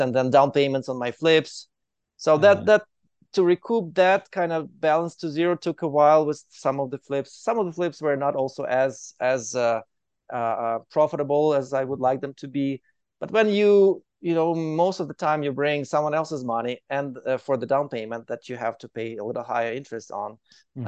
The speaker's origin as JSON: {"language": "English", "country": "Ukraine", "moved": "as an adult", "lives_now": "Calgary, Canada", "said": "I'm from Ukraine. I moved to Canada directly to Calgary in 2015."}